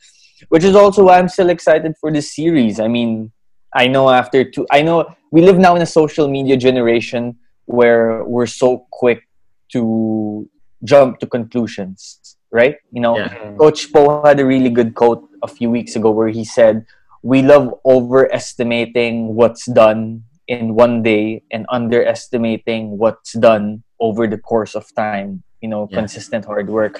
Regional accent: Philippines; I grew up in the Philippines. Born and raised in the Philippines, in fact, Filipino citizen too.

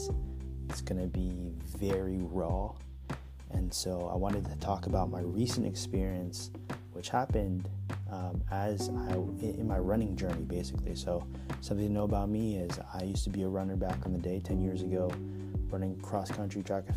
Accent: Bay Area, California, United States; I grew up in the Bay Area here in California

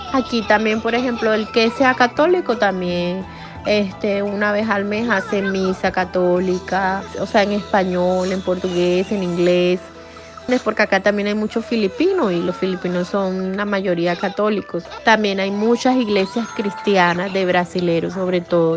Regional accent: Colombia; now in Japan; Siempre añorando volver a Colombia, claro, siempre queriendo ir de vacaciones a Colombia, porque es nuestra tierra, es mi tierra

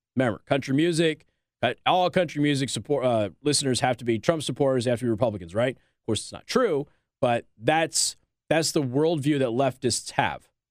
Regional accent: Las Vegas, Nevada, United States; Las Vegas is my hometown

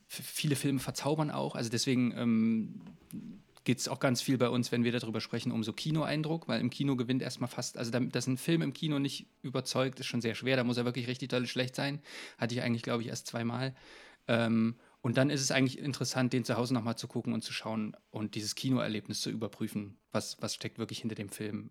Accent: Jena, Thuringia, Germany; ich habe eigentlich in Jena hier einfach in meiner Heimatstadt angefangen

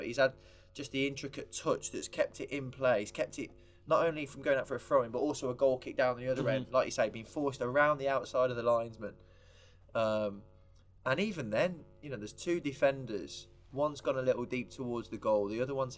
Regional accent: England, United Kingdom; as proud Englishman as I am

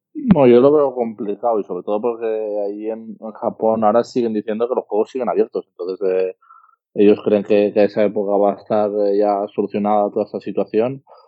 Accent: Spain; also born or lived in Russia; now in Valencia, Spain; Aquí en España somos muy haters y bueno, siempre a la que haces un partido malo o pasa algo malo, siempre salen ahí los haters y te ponen un poco a caldo, pero así somos los españoles

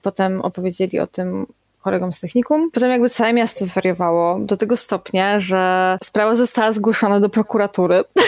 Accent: Kędzierzyn-Koźle, Opole Voivodeship, Poland; jestem dziewczyna z Kędzierzyna

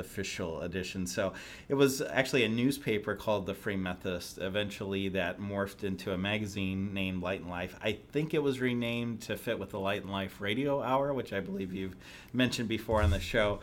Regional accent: Southern Illinois near Saint Louis, United States; moved away as an adult; also born or lived in Chicago area; now in Indianapolis, United States; I grew up in Southern Illinois near Saint Louis

